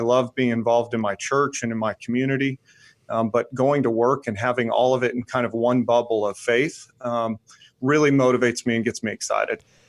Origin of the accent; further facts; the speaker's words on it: Tennessee, United States; moved away as an adult; also born or lived in Georgia; now in North Carolina, United States; I was raised in Tennessee